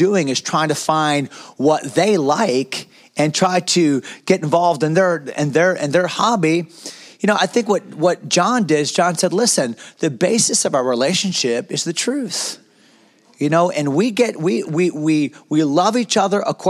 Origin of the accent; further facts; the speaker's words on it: United States; As Americans